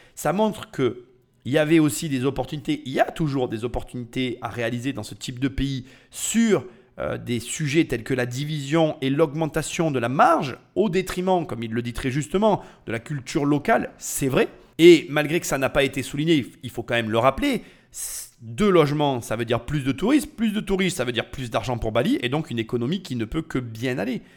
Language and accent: French; France; nous en tant que Français